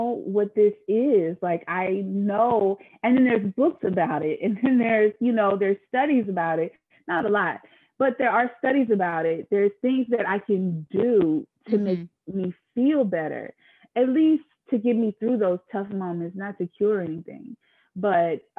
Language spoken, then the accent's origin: English; the South, United States; I grew up in the South